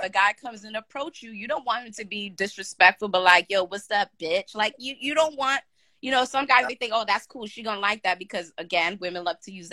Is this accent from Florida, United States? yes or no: no; New York, United States; I'm from New York